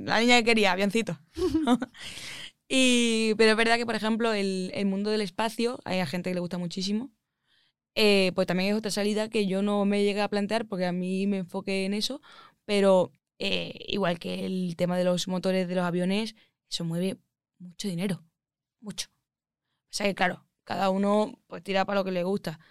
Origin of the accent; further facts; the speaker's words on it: Málaga, Andalusia, Spain; accent: Andalusian; moved away as an adult; also born or lived in Madrid; yo soy de Málaga, por si no se me ha notado el acento, soy andaluza.